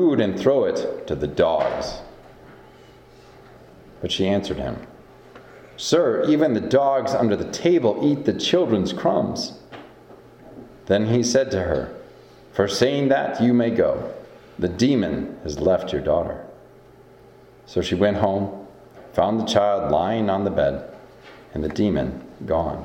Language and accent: English; Iowa, United States; Growing up in Iowa